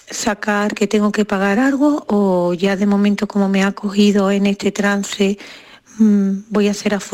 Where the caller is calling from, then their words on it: Seville, Andalusia, Spain; de Sevilla.